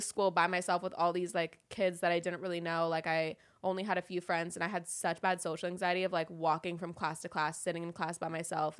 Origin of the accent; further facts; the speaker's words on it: Los Angeles, California, United States; I grew up in Woodland Hills